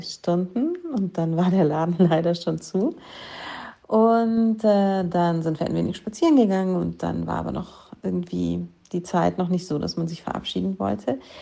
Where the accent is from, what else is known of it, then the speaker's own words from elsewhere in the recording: Germany; ich bin Deutsche